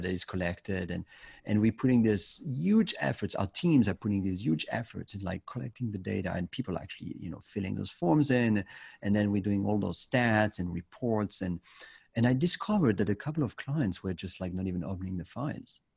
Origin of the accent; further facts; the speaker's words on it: Switzerland; in my home country in Switzerland